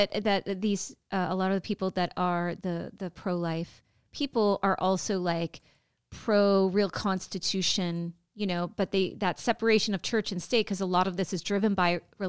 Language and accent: English; United States; This is our country